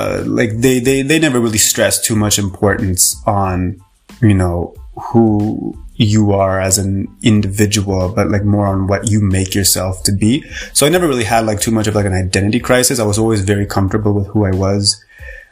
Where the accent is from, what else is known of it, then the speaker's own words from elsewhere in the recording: Canada; So I was born and raised in Canada.